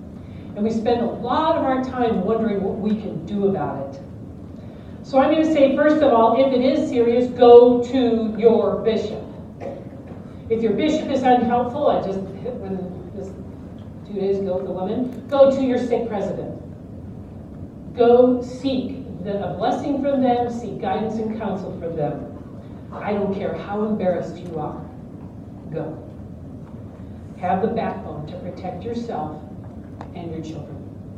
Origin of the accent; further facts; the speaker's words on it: Detroit, Michigan, United States; My children were raised appropriately on Motown. I grew up in Detroit.